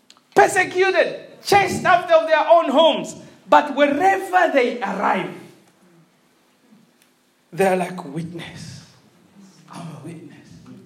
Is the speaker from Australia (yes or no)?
no; Malawi; now in Hull, United Kingdom; I'm like, yeah, I'm from Malawi. And they go, how did you end up in Hull? And you go, God scattered me to Hull.